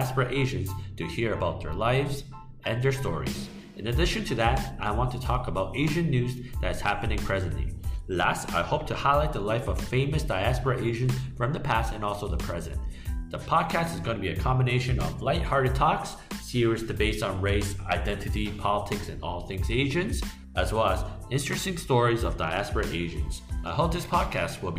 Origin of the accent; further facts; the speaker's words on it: Canada; moved away as an adult; also born or lived in Hong Kong / Taiwan; now in Singapore; I was born in Hong Kong and immigrated to Canada with my family when I was 4. Canada is the place where I ended up spending my childhood years